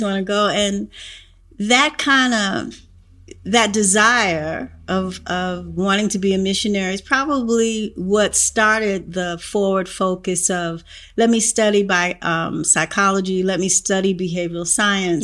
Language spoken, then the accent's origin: English; New York, United States; also born or lived in North Carolina; the first five years of my life, I'm a New Yorker